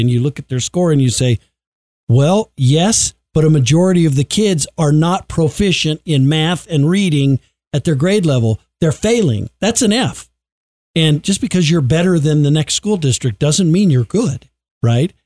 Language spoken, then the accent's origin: English; Colorado, United States; I grew up in Colorado